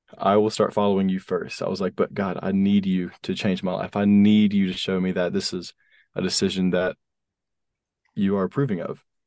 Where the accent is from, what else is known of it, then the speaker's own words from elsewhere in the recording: North Carolina, United States; So we moved from South Carolina to North Carolina